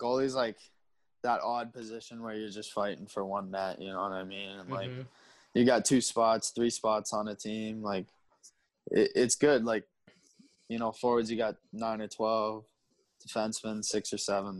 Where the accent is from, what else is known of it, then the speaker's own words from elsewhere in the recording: St. Louis, Missouri, United States; I was born in St. Louis, Missouri.